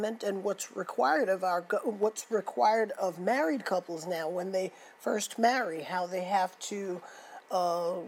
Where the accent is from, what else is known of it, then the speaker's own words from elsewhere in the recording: New York City, New York, United States; I grew up in the Bronx